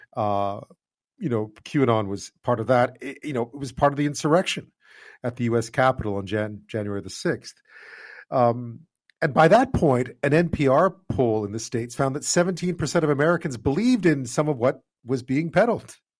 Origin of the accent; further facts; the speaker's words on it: Quebec, Canada; moved away; I grew up in Quebec